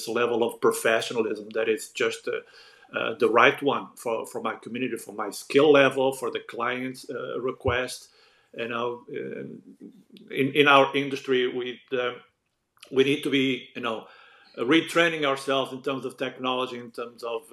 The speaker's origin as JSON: {"language": "English", "country": "Portugal", "second_language": "English", "moved": "yes", "said": "back then in Portugal, we were huge fans of the matinees"}